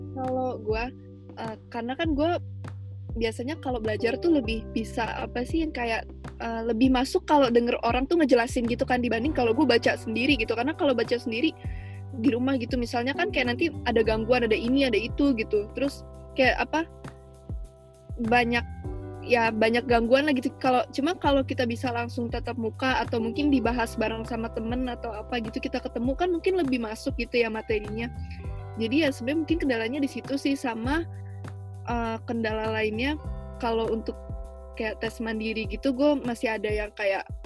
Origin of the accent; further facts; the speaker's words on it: Jakarta, Indonesia; gue juga dari Jakarta kayak Stevi